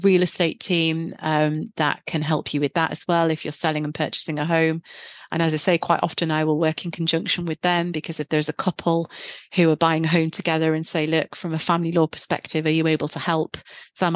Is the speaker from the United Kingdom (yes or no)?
yes; the North East, North East England, United Kingdom; now in Guildford, United Kingdom; You can probably hear from my accent, I'm originally from the Northeast.